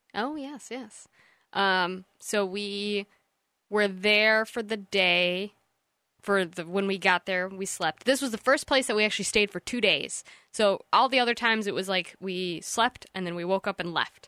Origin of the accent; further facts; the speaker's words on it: East Jordan, Michigan, United States; we're from the East Jordan area